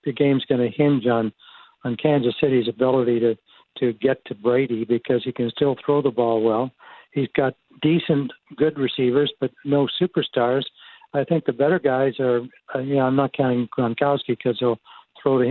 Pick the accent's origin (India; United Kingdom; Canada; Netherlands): Canada; moved away as an adult; also born or lived in Toronto; now in United States; I grew up here in Canada